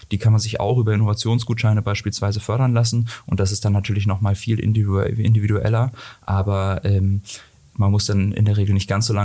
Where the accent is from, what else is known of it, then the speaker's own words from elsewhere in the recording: Hamburg, Germany; Äh, eigentlich komme ich aus Hamburg ähm, und ähm, die, äh, ich genau bin dann zum Studium hierher gekommen